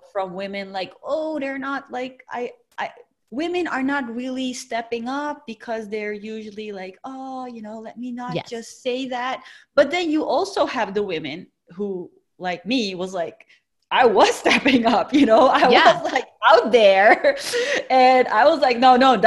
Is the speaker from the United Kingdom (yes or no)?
no; Netherlands; my parents originally being from Turkey, but had migrated to the Netherlands. So I really went through high school being the only Turkish girl